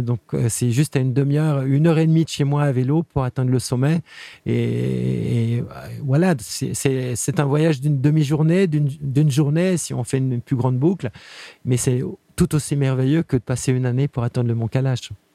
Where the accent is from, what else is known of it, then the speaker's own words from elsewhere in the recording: Geneva, Switzerland; je suis né à Genève